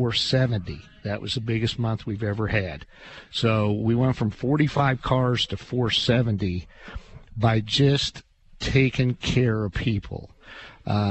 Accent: Clinton, Illinois, United States; I'm from Clinton.

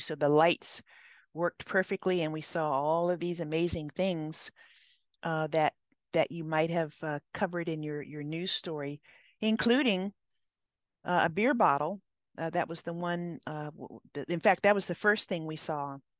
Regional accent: Hawaii, United States; now in California, United States; I grew up in Hawaii

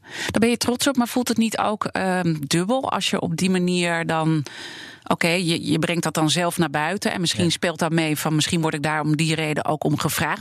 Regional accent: Amsterdam, North Holland, Netherlands; ik ben geboren en getogen hier in Amsterdam

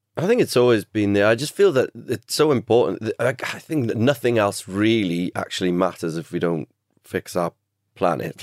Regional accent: Cardiff, Wales, United Kingdom; growing up in Cardiff

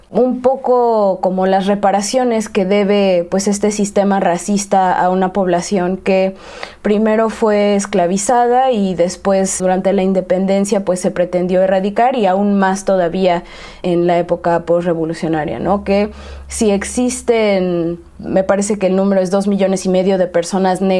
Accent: Xalapa, Veracruz, Mexico; para mí como veracruzana pues no son relevantes porque no es mi experiencia de mexicanidad

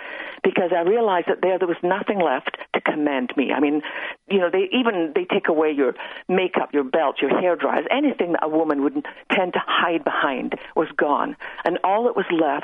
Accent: west coast of Scotland, United Kingdom; now in Texas, United States; I grew up on the west coast of Scotland

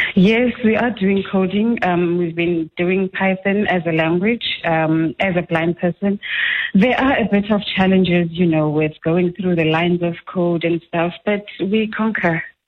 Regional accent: Willowvale, Eastern Cape, South Africa; I'm from the Willowvale Eastern Cape

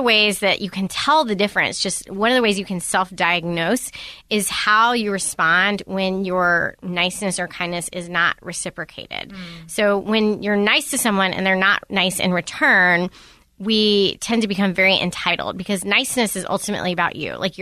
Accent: the South, United States; I'm from the South

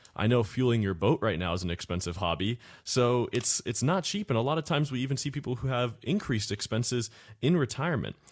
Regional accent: Cape Coral, Florida, United States; I'm from Cape Coral, Florida

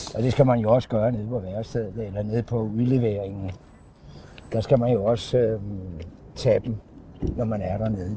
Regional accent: Copenhagen, Capital Region of Denmark, Denmark; moved away as an adult; also born or lived in Thy; jeg er jo københavner

